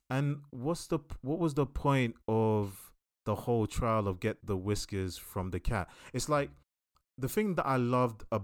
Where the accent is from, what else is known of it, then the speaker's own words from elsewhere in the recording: DR Congo; I come from Congo where 90% of the world's resources to create electronics come from my country.